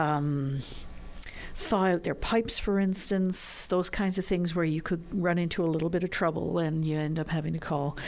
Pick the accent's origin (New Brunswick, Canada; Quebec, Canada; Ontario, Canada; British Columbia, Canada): Quebec, Canada; Montreal; now in St. John's, Canada; I grew up in Montreal, where it also gets bitterly cold.